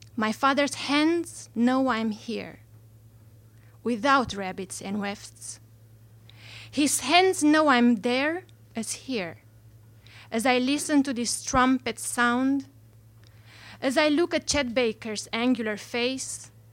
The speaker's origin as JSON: {"language": "English", "country": "Romania", "moved": "yes", "said": "I'm not from here. I'm from Romania"}